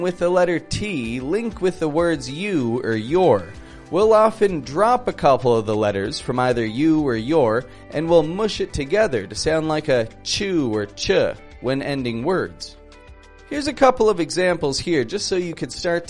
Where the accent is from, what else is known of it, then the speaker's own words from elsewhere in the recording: Toronto, Ontario, Canada; I'm from Toronto, from Canada